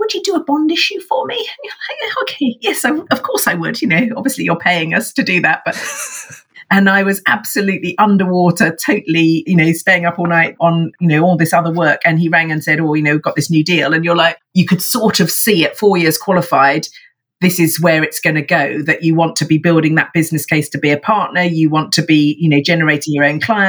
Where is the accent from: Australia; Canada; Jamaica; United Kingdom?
United Kingdom; Watford, East of England; now in Hove, United Kingdom; I was in fact born in sunny Watford, very sexy. I now live down by the sea in Hove, actually, just next door to Brighton